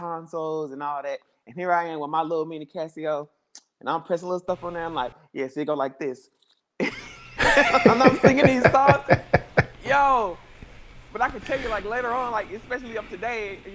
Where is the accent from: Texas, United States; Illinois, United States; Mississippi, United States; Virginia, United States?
Mississippi, United States; moved away; also born or lived in St. Louis, Missouri; I'm from Mississippi.